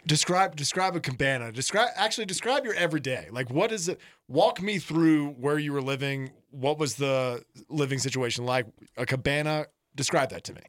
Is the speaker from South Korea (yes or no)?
no; the South, United States; moved away; I grew up in the South where the bathtub temperature was the appropriate temperature